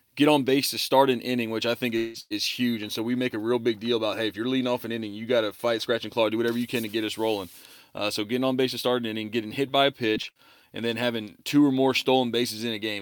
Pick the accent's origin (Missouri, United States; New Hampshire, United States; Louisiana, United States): Louisiana, United States; Baton Rouge; moved away as an adult; also born or lived in Texas; went to Southern University for a year, which is in my hometown of Baton Rouge